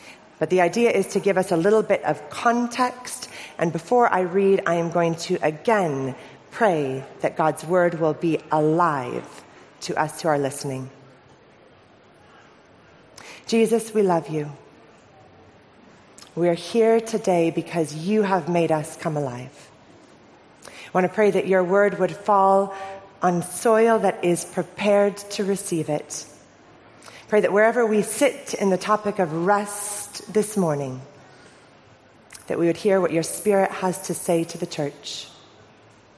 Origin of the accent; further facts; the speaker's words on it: Orange County, California, United States; moved away as an adult; I'm originally from Orange County, California. Moved here 4 years ago.